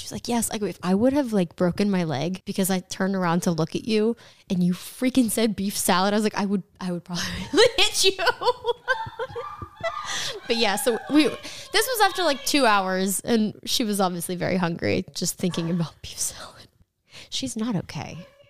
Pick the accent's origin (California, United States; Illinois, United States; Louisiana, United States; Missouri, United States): California, United States; we're from California and everything's been closed.